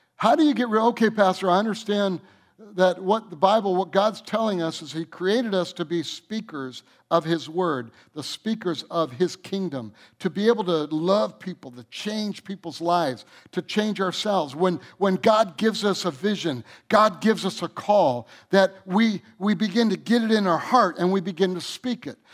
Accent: Michigan, United States; moved away as an adult; also born or lived in North Carolina; I'm from Michigan, and then I moved out here in nineteen seventy-eight

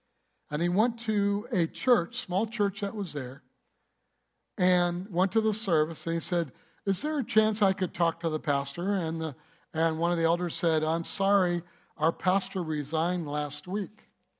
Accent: United States; I'm not from Germany. I'm from the United States of America, of German descent

